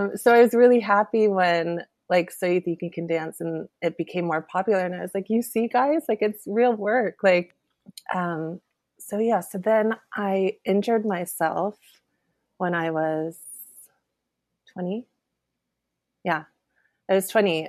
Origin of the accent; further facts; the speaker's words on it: Sacramento, California, United States; moved away; also born or lived in New York; I'm from California. I'm from Sacramento. So I went back to Sacramento